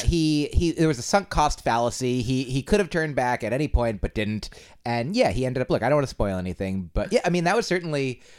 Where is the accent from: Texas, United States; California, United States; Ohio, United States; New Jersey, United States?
New Jersey, United States; moved away as an adult; also born or lived in Boston; now in New York, United States; I hail from New Jersey. New Jersey is the place of my birth